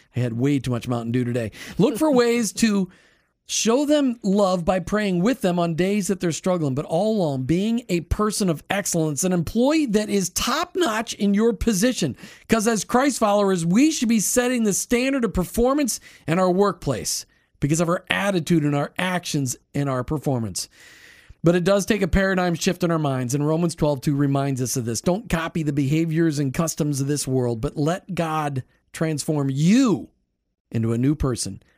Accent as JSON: {"language": "English", "region": "Minnesota", "country": "United States", "said": "I was from Minnesota"}